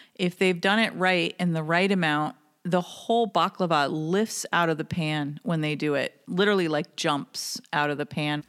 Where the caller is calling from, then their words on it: Melrose, Massachusetts, United States; I am calling from Melrose, Massachusetts.